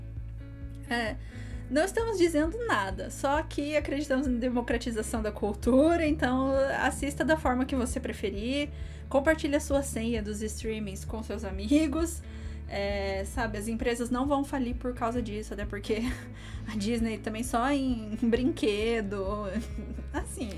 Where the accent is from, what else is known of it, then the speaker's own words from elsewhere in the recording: interior of Paraná, Brazil; A gente é do interior do Paraná